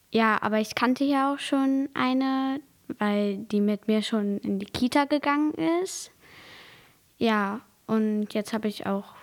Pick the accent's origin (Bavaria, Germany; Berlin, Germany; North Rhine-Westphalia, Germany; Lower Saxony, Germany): North Rhine-Westphalia, Germany; Hiltrup; Also ich komme ja hier auch aus Hitrup Ost und da bin ich zur Marienschule gegangen.